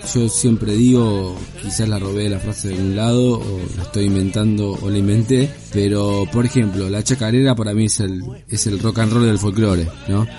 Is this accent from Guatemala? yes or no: no; Argentina; es todo parte de, la cultura argentina, es parte del ADN nuestro